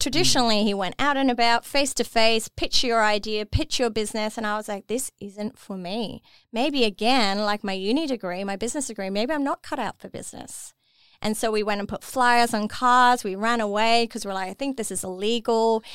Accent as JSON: {"language": "English", "region": "Dubai", "country": "United Arab Emirates", "tie": "born or raised there", "moved": "as an adult", "said": "I was born and raised in Dubai"}